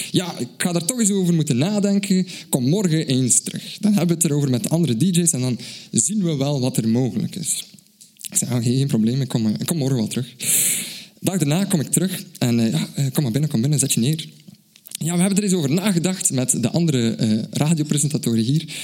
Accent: Belgium; uit België.

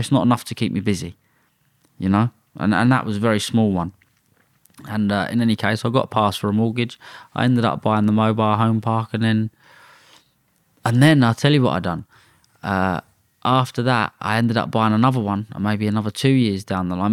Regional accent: London, United Kingdom; I'm from London. But I was born in Redbridge

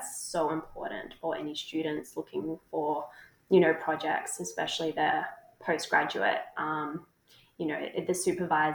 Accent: Melbourne, Victoria, Australia; moved away as an adult; also born or lived in Townsville, Queensland; now in Hobart, Australia; I'm from Melbourne actually, but I went up to Townsville for my undergrad

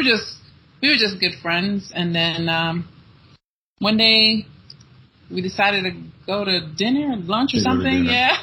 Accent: New York, United States; I'm a New Yorker, I tend to talk very fast.

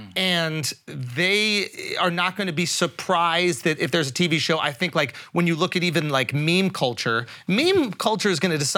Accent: New York, United States; moved away; also born or lived in California; When I was younger and I grew up in New York and I would go to school in California

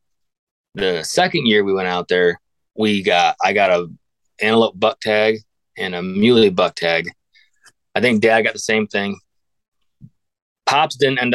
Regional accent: Northwest Pennsylvania, United States; born and raised in Northwest Pennsylvania

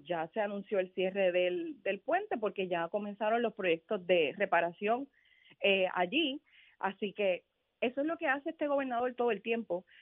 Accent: Carolina, Puerto Rico; yo soy de Carolina

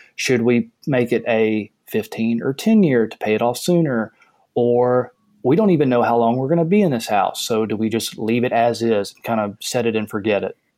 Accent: the South, United States; I grew up in the South

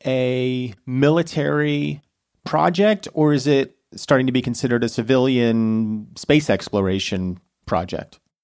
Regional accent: United States; as an American

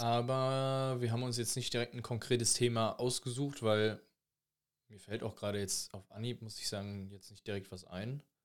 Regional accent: Recklinghausen, North Rhine-Westphalia, Germany; bei uns in Recklinghausen

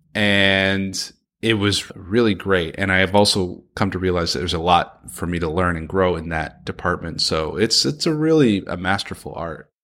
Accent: San Francisco, California, United States; Grew up in San Francisco, California, son of a Persian immigrant

